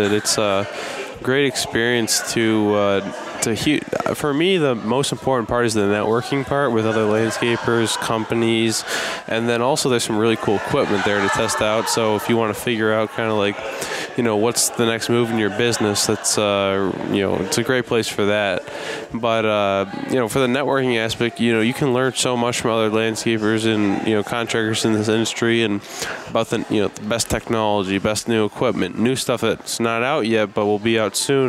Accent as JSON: {"language": "English", "region": "Illinois", "country": "United States", "said": "I'm really from Illinois"}